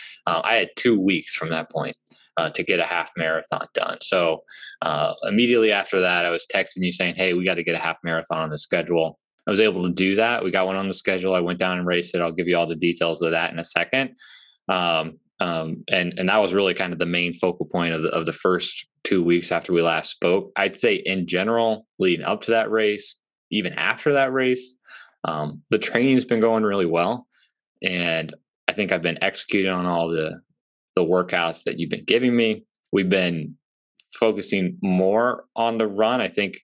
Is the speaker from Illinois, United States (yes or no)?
yes; Central Illinois, United States; moved away; It's in my hometown